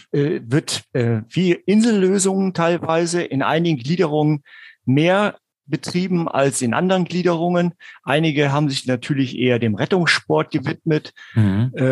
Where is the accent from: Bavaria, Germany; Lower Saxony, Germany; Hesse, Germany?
Hesse, Germany; was mich dann auch mal im Bereich Hessen, da wo ich herkomme eigentlich, ähm, mhm. ja, auch bis auf die Landesebene gebracht hat.